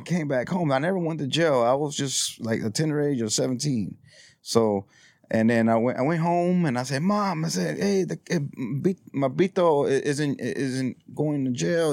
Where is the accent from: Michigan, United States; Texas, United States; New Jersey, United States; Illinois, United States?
Texas, United States; Houston; also born or lived in Cameron County, Texas; I grew up in this neighborhood